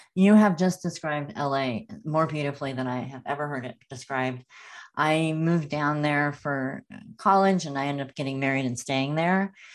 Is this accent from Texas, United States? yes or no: no; Northern California, United States; also born or lived in Los Angeles; I grew up in Northern California, and I remember when I moved to L